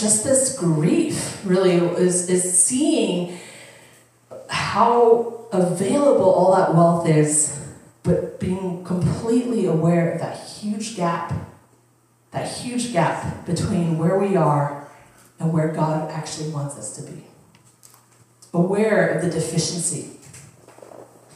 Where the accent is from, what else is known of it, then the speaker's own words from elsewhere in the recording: Upper Arlington, Ohio, United States; I grew up in Upper Arlington, and it's a super wealthy, you know, community